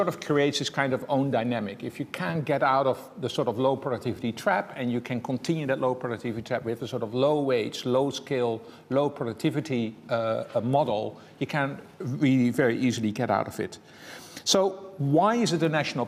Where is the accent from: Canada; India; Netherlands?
Netherlands; English is a second language; moved away; I'm from the Netherlands myself, as you can hear